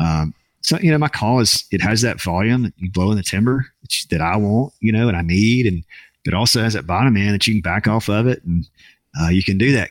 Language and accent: English; Jackson, Mississippi, United States; I'll be in my hometown next week